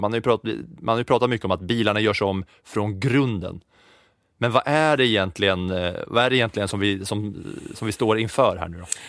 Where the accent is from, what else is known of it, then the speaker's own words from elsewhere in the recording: Katrineholm, Södermanland, Sweden; jag är ju liksom uppväxt på 90-talet där tvn alltid stod på och det enda man kunde se på helgen om man hade ettan, tvåan, fyran och inget mer så var det ju F1 eh, som stod på under, under helgerna i Katrineholm för mig